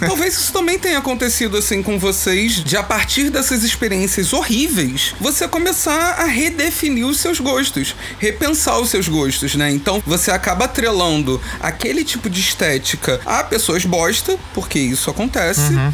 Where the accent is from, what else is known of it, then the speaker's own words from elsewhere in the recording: São Gonçalo, Rio de Janeiro, Brazil; Eu sou daqui de São Gonçalo, Rio de Janeiro.